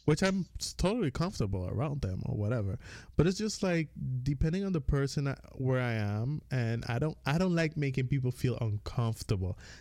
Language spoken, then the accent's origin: English; U.S. Virgin Islands; accent: Caribbean; moved away as an adult; I grew up on the Virgin Islands. I mean, I was born, grew up, whatever. I moved out when I was nineteen